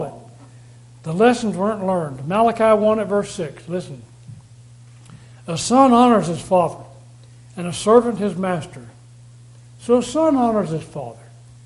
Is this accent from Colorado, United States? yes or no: no; Texas, United States; I come from Texas. I come from a place where people have a great value on animals